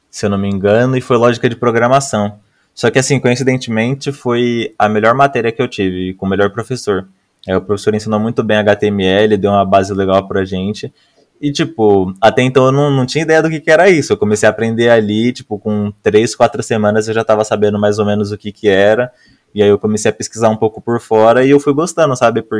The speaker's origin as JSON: {"language": "Portuguese", "town": "Mauá", "region": "São Paulo", "country": "Brazil", "said": "Cara, eu sou, daqui, eu sou, daqui, de Mauá, aqui, região do ABC Paulista."}